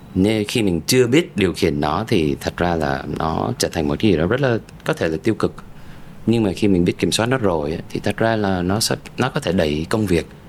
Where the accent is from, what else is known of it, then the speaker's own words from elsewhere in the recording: United States; moved away as an adult; now in Vietnam; một người mà sinh ra và lớn lên ở Mỹ